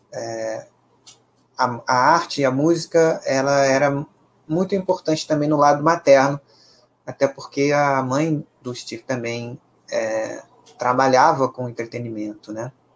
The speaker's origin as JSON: {"language": "Portuguese", "country": "Brazil", "said": "pela nossa própria ancestralidade enquanto brasileiros"}